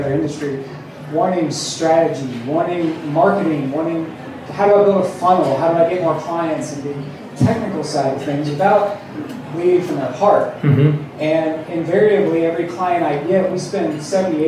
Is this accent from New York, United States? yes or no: no; Indiana, United States; moved away as an adult; now in California, United States; from Indiana, now California, as of a week ago